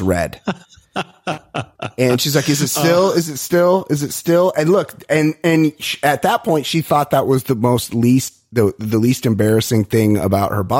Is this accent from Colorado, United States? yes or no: no; Costa Mesa, California, United States; I'm from Costa Mesa.